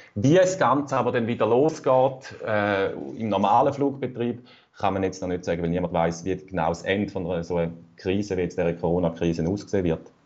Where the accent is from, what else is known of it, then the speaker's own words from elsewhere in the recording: Rüschlikon, Zurich, Switzerland; Ich komme aus Rüestiken